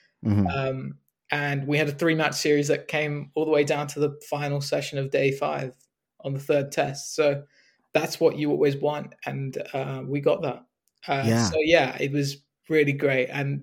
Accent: United Kingdom; So you know, I'm a British Asian, and naturally, growing up, when I was following cricket in the UK

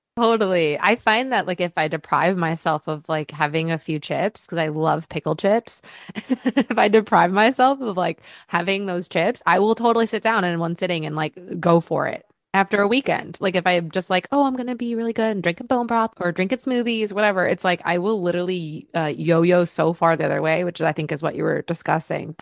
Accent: Michigan, United States; moved away as an adult; now in Los Angeles, United States; growing up in Michigan, we just had a different outlook

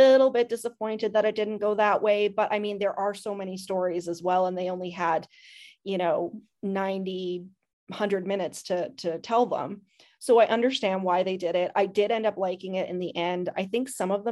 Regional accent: Canada; I'm Canadian

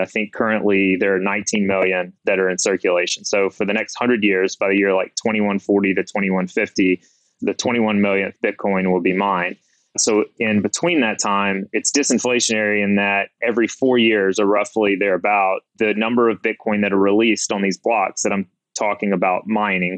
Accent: Mississippi, United States; moved away as an adult; now in New Orleans, United States; I'm from Mississippi

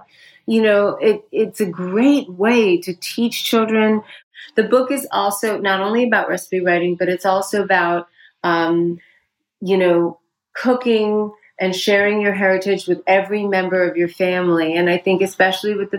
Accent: United States; also born or lived in India; I grew up 25% of my childhood was spent in India, because while I've been here since I was four and went mostly through the American school system

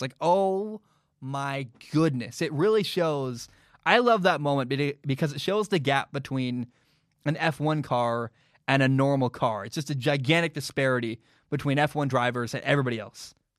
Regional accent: United States; I'm American

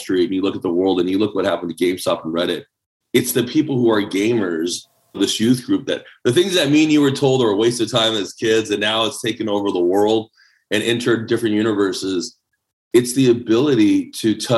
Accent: El Paso, Texas, United States; English is a second language; also born or lived in Taipei, Taiwan; I'm a kid from El Paso, Texas

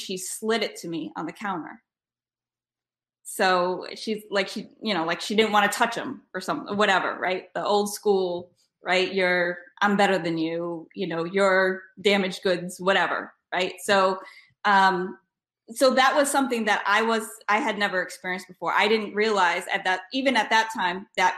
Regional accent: Rhode Island, United States; I am from Rhode Island. I grew up in Rhode Island

